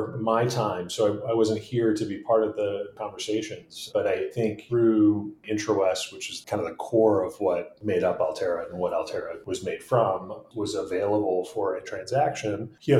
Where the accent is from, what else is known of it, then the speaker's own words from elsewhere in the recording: Midwest, United States; I'm a Midwesterner. Chicago's the big town that we aspired to be a part of when we were growing up